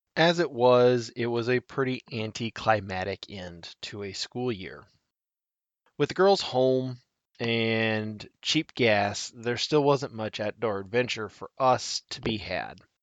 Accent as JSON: {"language": "English", "region": "Nebraska", "country": "United States", "tie": "born or raised there", "said": "I love my home state of Nebraska"}